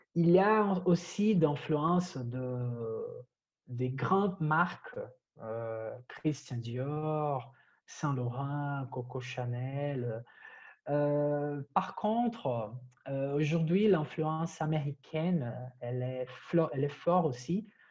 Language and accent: French; Brazil; French is a second language; moved away as an adult; now in Paris, France; mon accent, je, suis brésilien